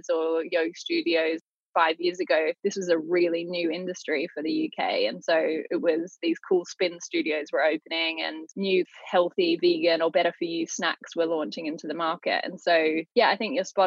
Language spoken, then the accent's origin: English; Australia; now in London, United Kingdom; I grew up in Australia